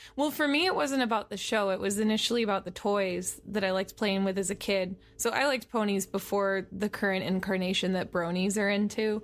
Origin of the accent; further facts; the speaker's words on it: San Francisco, California, United States; now in Los Angeles, United States; I grew up in the San Francisco area